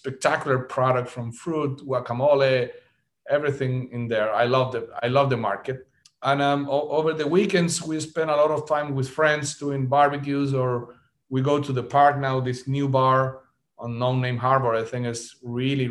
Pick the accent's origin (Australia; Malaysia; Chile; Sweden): Chile; moved away as an adult; also born or lived in Miami, United States; now in United States; I am originally from Chile, South America. I moved into the States in 2015 into Miami